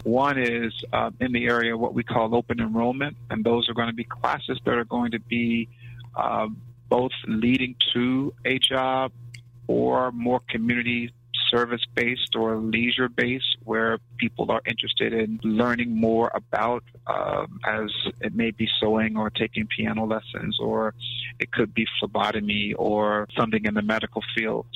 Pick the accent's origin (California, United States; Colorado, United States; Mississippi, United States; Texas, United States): Mississippi, United States; born or raised there; also born or lived in West Palm Beach, Florida; now in Atlanta, United States